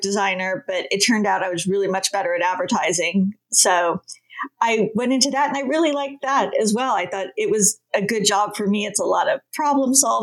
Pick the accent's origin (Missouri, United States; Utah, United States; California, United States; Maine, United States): California, United States; I grew up in California by the beach